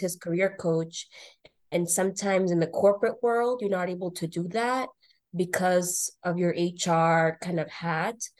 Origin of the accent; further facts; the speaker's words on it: North Shore, Boston area, Massachusetts, United States; I grew up in the North Shore, Boston area went to school here, high school.